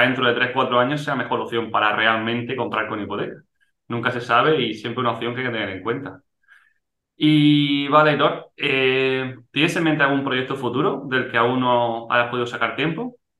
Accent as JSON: {"language": "Spanish", "town": "Almería", "region": "Andalusia", "country": "Spain", "said": "yo soy de Almería"}